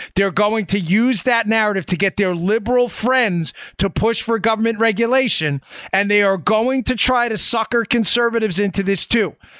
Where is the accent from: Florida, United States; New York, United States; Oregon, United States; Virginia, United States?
New York, United States; New York City; we grew up in New York City